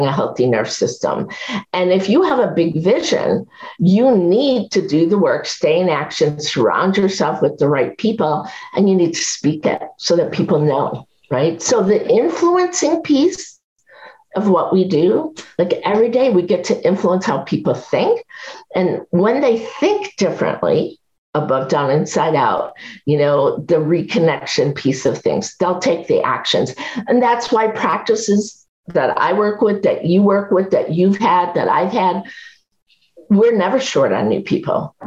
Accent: Chicago, Illinois, United States; I grew up in Chicago.

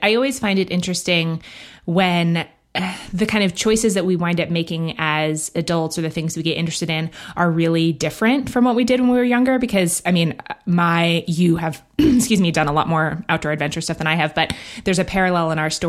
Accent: New York City, New York, United States; I grew up in Manhattan

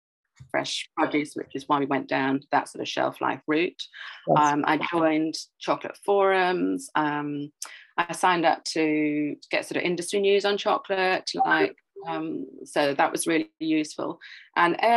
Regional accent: Welsh, Wales, United Kingdom; I'm Welsh

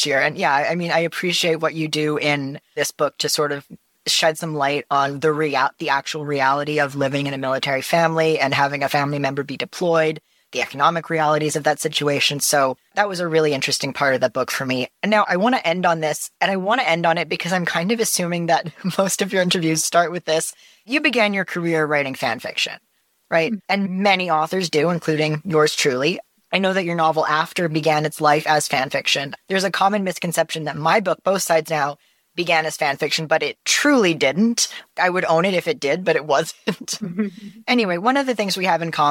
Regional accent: British Columbia, Canada; I lived in BC.

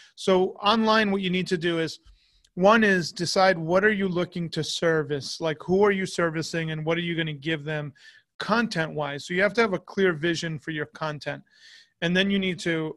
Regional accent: United States; as an American

